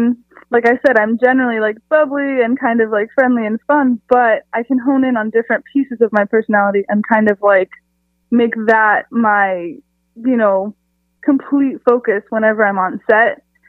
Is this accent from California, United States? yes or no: yes; San Diego, California, United States; I'm from San Diego, California. I have lived pretty much all over the country, but I'm now back in Southern California too.